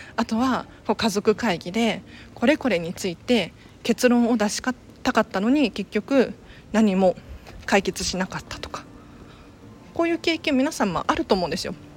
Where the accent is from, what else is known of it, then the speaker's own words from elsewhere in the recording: Tokyo, Japan; 私東京生まれ東京育ちなんですけれど言ってもあの下町育ちなんですよ蒲田って言ったらわかるかな蒲 田ではないんだけど蒲田の近くに住んでいて